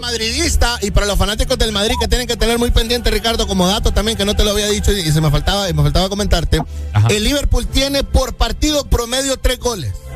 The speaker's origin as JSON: {"language": "Spanish", "country": "Honduras", "said": "como los hondureños. O sea, yo estoy incluido en ello."}